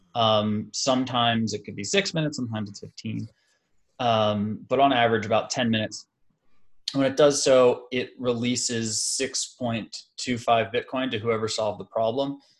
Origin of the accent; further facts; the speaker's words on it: United States; being specifically an American